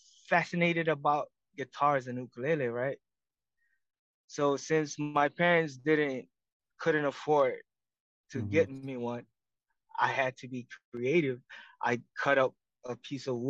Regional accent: Marshall Islands; moved away as an adult; also born or lived in Hawaii; now in United States; I was born and raised in the Marshall Islands

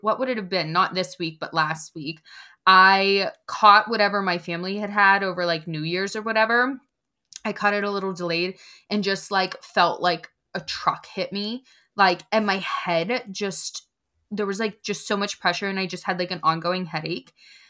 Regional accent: Pennsylvania, United States; Like it's just snow. We're from Pennsylvania. We drive in the snow or whatever.

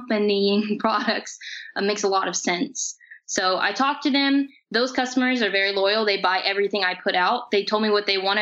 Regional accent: Bedford, Indiana, United States; here in my hometown of Bedford.

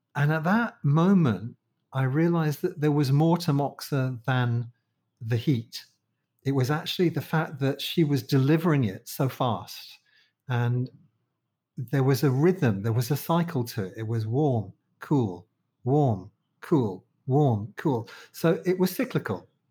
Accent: London, United Kingdom; moved away as an adult; now in Malaysia; I'm from London, from the Disunited Kingdom

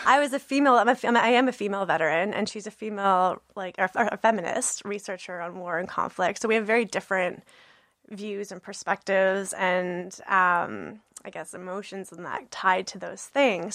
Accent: Brandon, Manitoba, Canada; I'm born and raised in Brandon, Manitoba.

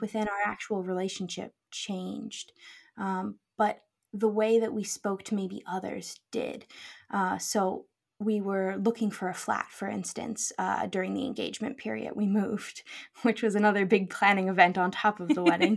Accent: United States; moved away as an adult; now in Scotland, United Kingdom; we grew up in the U S

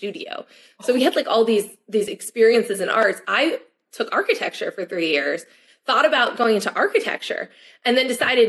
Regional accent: 20 minutes from Rutgers, New Jersey, United States; moved away; also born or lived in Michigan; I was 20 minutes from Rutgers.

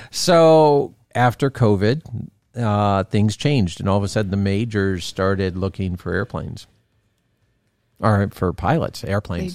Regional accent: Florida, United States; growing up in Florida

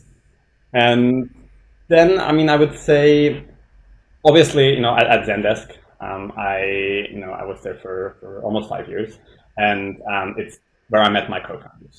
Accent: Switzerland; now in London, United Kingdom; I'm Swiss. I grew up in the Swiss countryside, tiny village, 200, 300 people or so

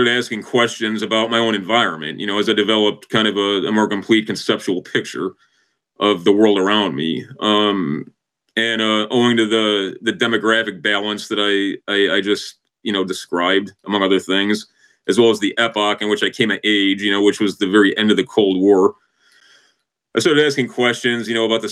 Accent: Chicago, Illinois, United States; I'm from the North Shore of Chicago.

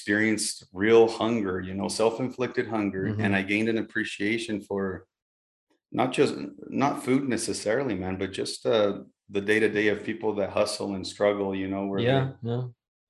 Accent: Brazil; also born or lived in Mexico / Utah, United States; now in United States; I'm originally from Brazil

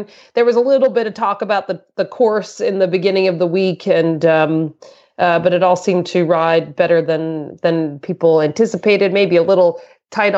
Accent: Boston, Massachusetts, United States; moved away; It is my hometown. I mean, I went to university about four blocks from there, and my mom used to live about two blocks from there. And I was born in the next town over.

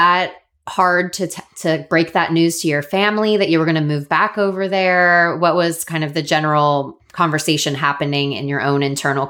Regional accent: Florida, United States; moved away as an adult; also born or lived in Sydney; I'm from Florida and it's also beautiful weather, but it rains a lot.

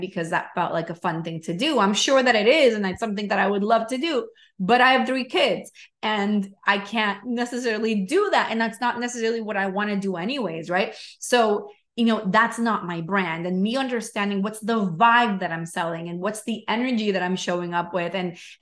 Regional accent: Venezuela; moved away; I'm from Venezuela.

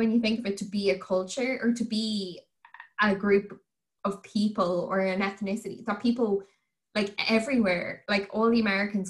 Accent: Ireland; But I'm also on this kind of, I just want to embrace more being Irish.

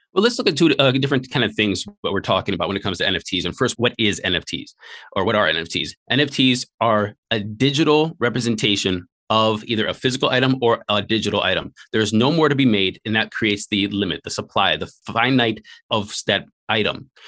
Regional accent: Cleveland, Ohio, United States; moved away as an adult; also born or lived in Hawaii / China / Taiwan; born and raised in Northeast Ohio in a place called Slavic Village in a place in, uh, Cleveland, Ohio.

